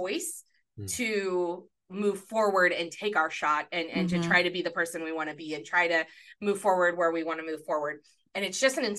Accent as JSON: {"language": "English", "country": "United States", "said": "the pride of being an American"}